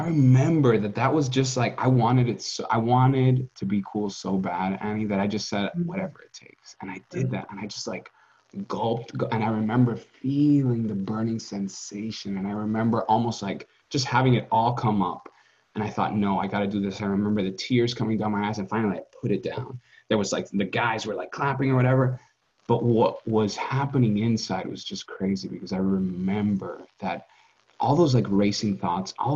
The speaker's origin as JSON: {"language": "English", "country": "Dominican Republic", "tie": "born or raised there", "said": "growing up in the Caribbean"}